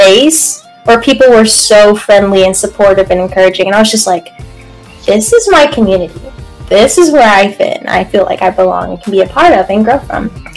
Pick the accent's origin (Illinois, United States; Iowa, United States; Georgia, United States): Georgia, United States; Atlanta; moved away as an adult; also born or lived in Hawaii; now in Columbus, United States; I was born in Hawaii. Moved to Metro Atlanta